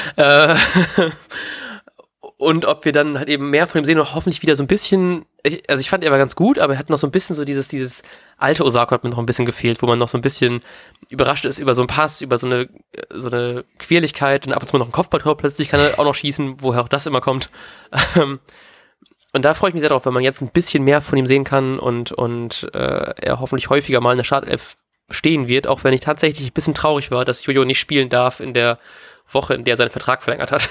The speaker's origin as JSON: {"language": "German", "region": "Bremen", "country": "Germany", "said": "als Werder-Fan und als Bremer"}